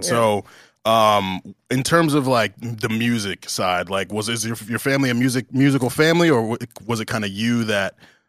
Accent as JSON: {"language": "English", "town": "Atlanta", "region": "Georgia", "country": "United States", "tie": "born or raised there", "said": "And so growing up in Atlanta and doing music, you know, I talk with so many people."}